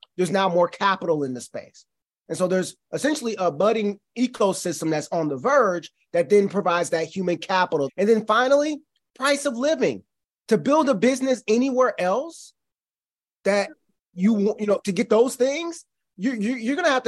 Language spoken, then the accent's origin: English; St. Louis, Missouri, United States; moved away; I'm from St. Louis